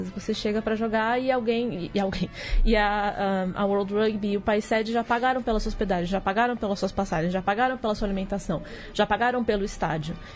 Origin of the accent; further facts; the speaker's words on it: Brazil; mas a gente vai chegar lá porque somos brasileiros, não desistimos nunca.